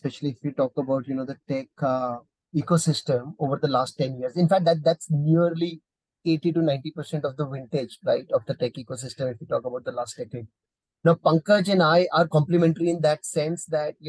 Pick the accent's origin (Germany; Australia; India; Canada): India; as an Indian